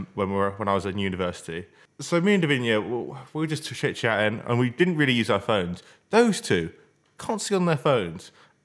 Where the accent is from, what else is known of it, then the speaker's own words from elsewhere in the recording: United Kingdom; Yeah, but we're British. We're too polite.